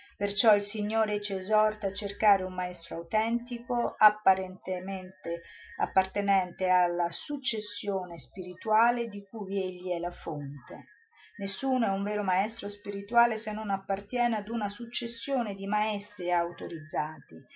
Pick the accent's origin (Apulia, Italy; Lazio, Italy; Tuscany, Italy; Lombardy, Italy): Lazio, Italy; Rome; io sono romana, sono andata a Roma